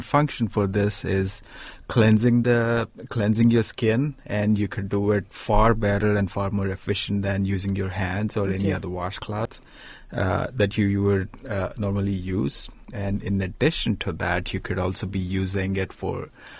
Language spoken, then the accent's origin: English; Hyderabad, Telangana, India; moved away as an adult; now in United States; growing up in Hyderabad